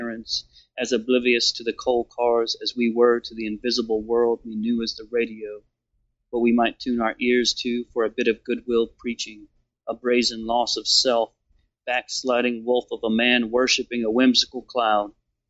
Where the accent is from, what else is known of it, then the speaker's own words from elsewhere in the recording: Jasper, Alabama, United States; born there; I was born in Jasper, Alabama.